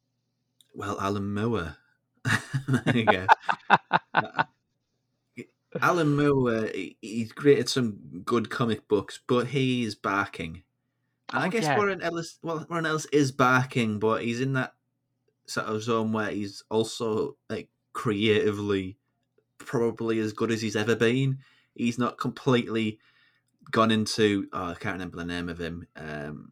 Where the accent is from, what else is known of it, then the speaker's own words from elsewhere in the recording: United Kingdom; as Brits